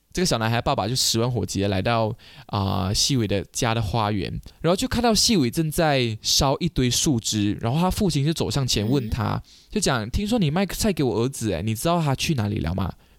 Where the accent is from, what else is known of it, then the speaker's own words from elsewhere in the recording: Malaysia; 我们马来西亚人